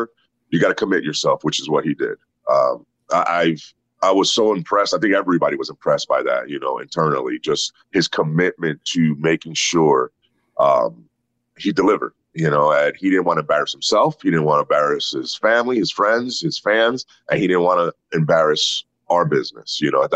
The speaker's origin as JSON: {"language": "English", "country": "Puerto Rico", "tie": "born or raised there", "also_born_or_lived": "New York, United States", "moved": "yes", "said": "I was born in New York, raised in Puerto Rico"}